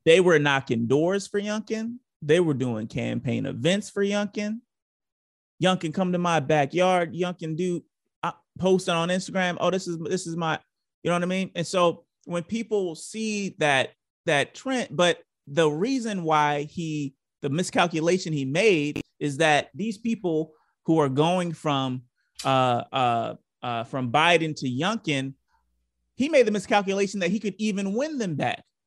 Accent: Baltimore, Maryland, United States; moved away; I grew up in Baltimore

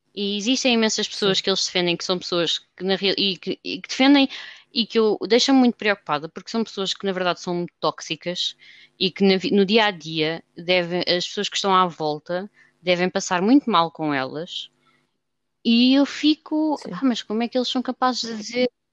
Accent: Lisbon, Portugal; nós lisboetas

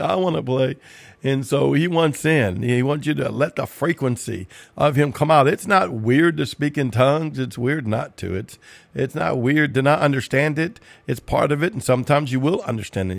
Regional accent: Cajun, Louisiana, United States; I'm about as Cajun as you can get

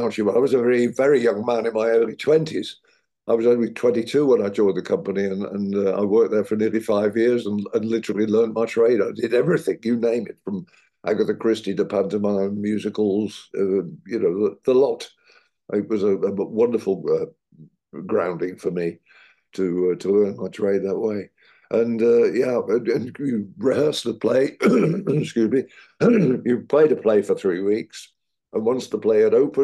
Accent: Midlands, United Kingdom; accent: Midlands; I'm from the Midlands. You may notice in the accent occasionally slips.

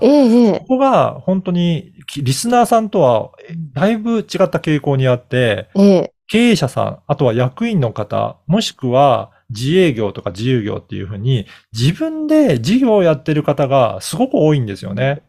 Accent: Okayama, Japan; moved away; 私の実家は岡山なんですけど

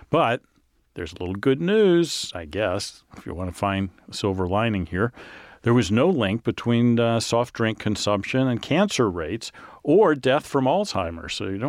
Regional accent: the South, United States; You know, I grew up in the South.

